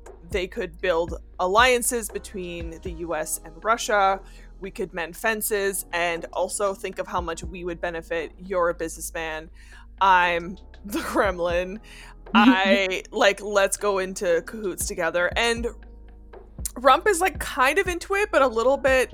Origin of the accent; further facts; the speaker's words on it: Canada; as a Canadian